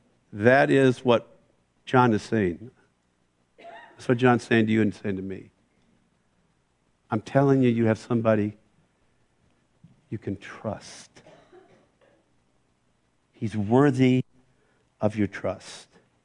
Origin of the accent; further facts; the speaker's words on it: West Coast, United States; I didn't know anybody at Moody. I came from the West Coast.